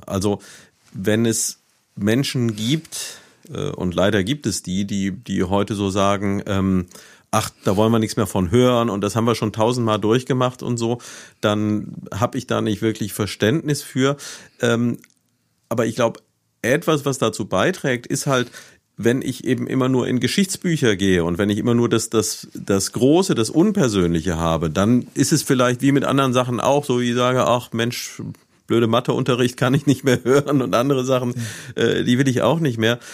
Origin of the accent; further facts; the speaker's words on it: Neuwied, Rhineland-Palatinate, Germany; moved away as an adult; Ich bin ja selbst in Neuwied aufgewachsen, habe hier von 1965 bis 1985 gelebt